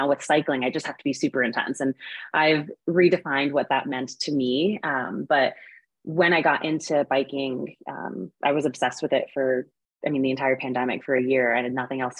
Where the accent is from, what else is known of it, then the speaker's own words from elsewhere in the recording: New England, Connecticut, United States; moved away as an adult; now in Boulder, United States; I had never been outside of Connecticut, really, in New York. So I grew up in New England, but definitely way more on like the New York side of things.